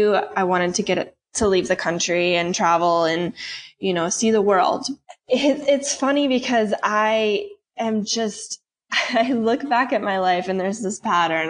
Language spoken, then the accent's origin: English; St. Louis, Missouri, United States; moved away as an adult; also born or lived in Kentucky / California; I'm from St. Louis originally